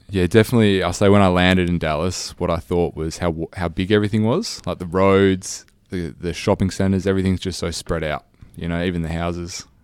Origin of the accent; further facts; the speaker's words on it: Australia; accent: Australian; my Australian accent